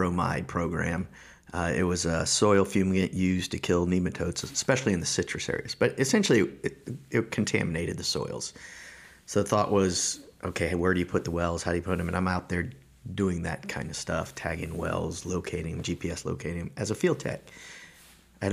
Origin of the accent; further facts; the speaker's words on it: Tampa, Florida, United States; also born or lived in Melbourne, Florida; So I essentially grew up in Hillsborough County, just outside of Tampa, in the burbs.